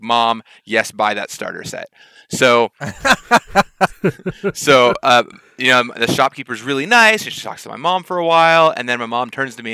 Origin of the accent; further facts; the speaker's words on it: Seattle, Washington, United States; I grew up in Seattle half the year